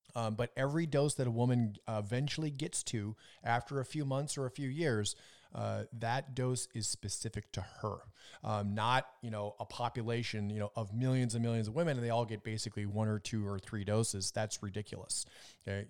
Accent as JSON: {"language": "English", "region": "Minnesota", "country": "United States", "tie": "born or raised there", "said": "I was growing up in Minnesota"}